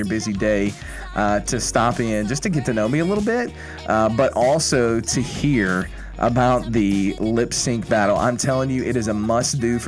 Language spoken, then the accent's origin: English; Kentucky, United States; moved away as an adult; also born or lived in Indiana / New Orleans; now in Shreveport, United States; growing up in Kentucky, I grew up in a small town, the middle of nowhere